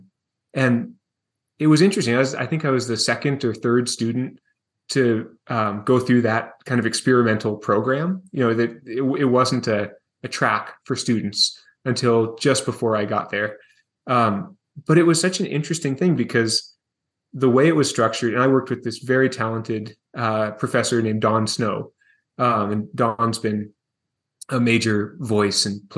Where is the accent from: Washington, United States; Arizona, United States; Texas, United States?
Washington, United States; Seattle; moved away as an adult; now in Montana, United States; I was born and raised in Seattle, Washington